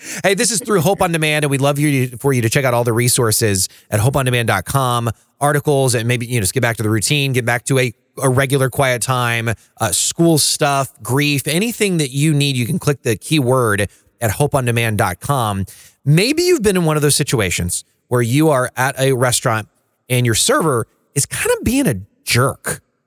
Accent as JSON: {"language": "English", "region": "the Bible Belt", "country": "United States", "tie": "born or raised there", "said": "I grew up in the Bible Belt."}